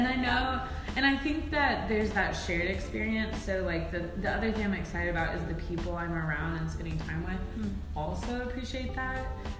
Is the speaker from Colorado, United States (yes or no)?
no; Texas, United States; also born or lived in Boston, Massachusetts; now in Chattanooga, United States; growing up in Texas